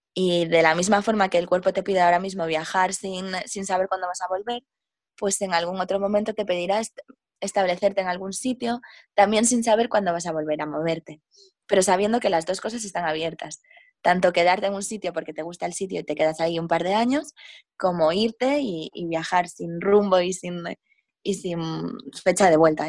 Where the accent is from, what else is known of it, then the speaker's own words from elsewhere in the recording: A Coruña, Galicia, Spain; moved away as an adult; also born or lived in Madrid / England / Jamaica / India; yo soy de, mm, de Coruña, que está en Galicia, en el norte de España, y pues es una ciudad bastante pequeña. Y estuve aquí hasta que tenía 18 años